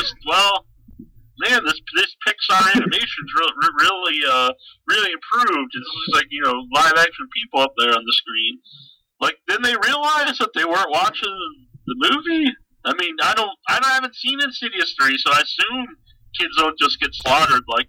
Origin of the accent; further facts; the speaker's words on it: Cape Cod, Massachusetts, United States; I'm from the Cape